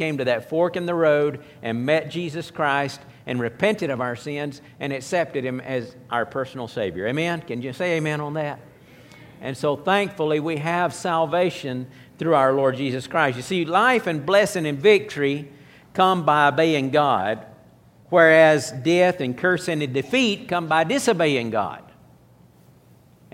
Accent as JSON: {"language": "English", "country": "United States", "said": "I'm an American."}